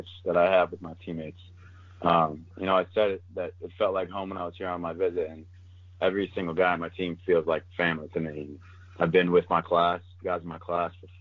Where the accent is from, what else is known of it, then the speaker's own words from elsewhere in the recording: Maryland, United States; moved away as an adult; Maryland's my dream school growing up in Maryland